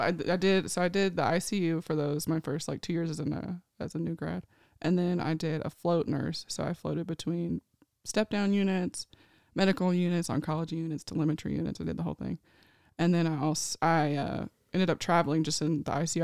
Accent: Nashville, Tennessee, United States; moved away as an adult; now in California, United States; I am from Nashville, Tennessee. I was born and raised there.

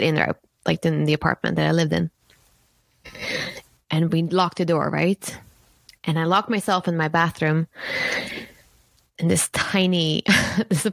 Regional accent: Sweden; moved away as an adult; also born or lived in San Francisco, United States; I'm from Sweden, born and raised in Sweden in a small town

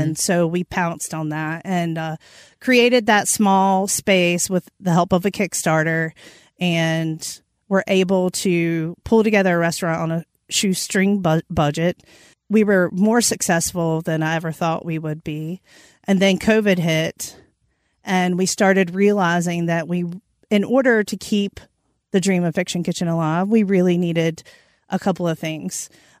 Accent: North Carolina, United States; So I'm from Eastern North Carolina.

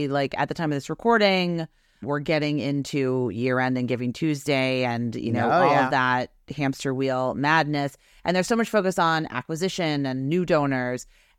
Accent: Boston, Massachusetts, United States; And I never told you that I am from Boston. I went to Boston University.

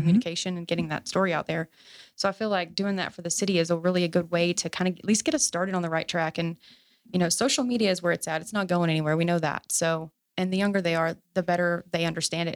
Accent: Fort Worth, Texas, United States; also born or lived in Azle, Texas / North Richland Hills, Texas; I grew up in Oakhurst and we work over off of, you know, two eighty-seven Riverside

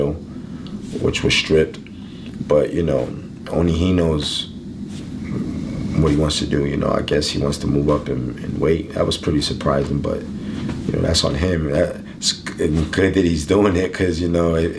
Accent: Philadelphia, Pennsylvania, United States; I grew up in North Philadelphia

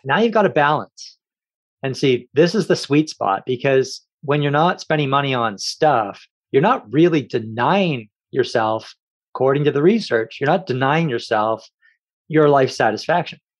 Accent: Kamloops, British Columbia, Canada; also born or lived in Victoria, British Columbia / Courtenay, British Columbia / Campbell River, British Columbia; I grew up in Kamloops

